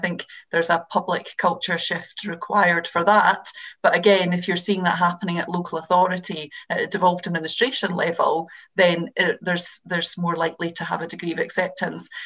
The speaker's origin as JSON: {"language": "English", "region": "Scotland", "country": "United Kingdom", "said": "I'm obviously a Scottish MP. The situation in Scotland was even more stark."}